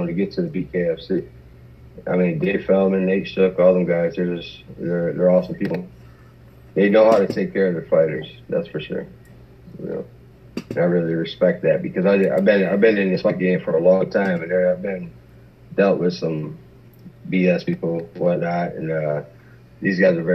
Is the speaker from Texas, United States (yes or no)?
no; Michigan, United States; we're both from Michigan